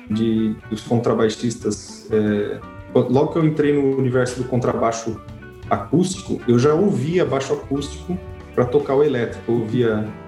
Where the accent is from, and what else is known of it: Brazil; moved away as an adult